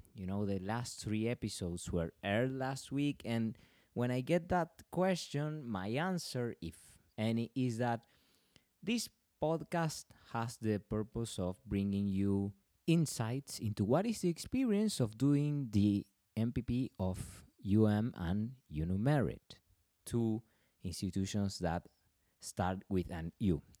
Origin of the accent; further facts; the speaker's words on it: Argentina; I am from Argentina